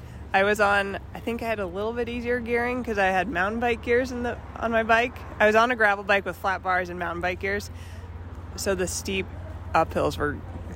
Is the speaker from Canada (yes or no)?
yes; Ontario, Canada; now in Bend, United States; I'm from Bend, Oregon. Originally Ontario, Canada, but live in Bend, Oregon.